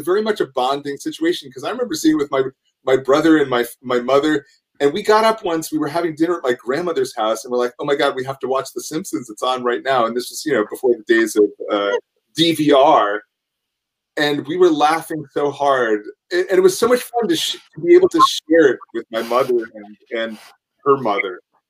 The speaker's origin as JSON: {"language": "English", "region": "New York", "country": "United States", "lives_now": "Los Angeles, United States", "said": "And you forget, I'm a New Yorker, so I like weather. I mean, okay. I love L.A., but I do like my weather."}